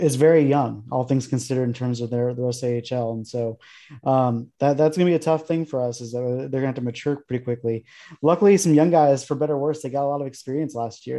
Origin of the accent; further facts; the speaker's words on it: Arizona, United States; I'm from Arizona